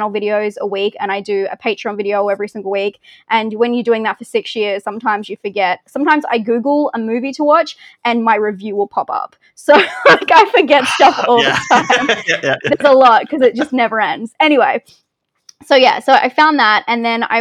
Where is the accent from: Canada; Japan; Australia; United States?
Australia; accent: Australian; I say it with my weird Australian accent